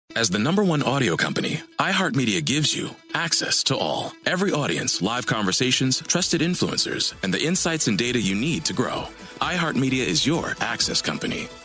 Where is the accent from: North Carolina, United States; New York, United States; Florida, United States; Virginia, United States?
Virginia, United States; Virginia Beach; I'm from Virginia Beach, Virginia.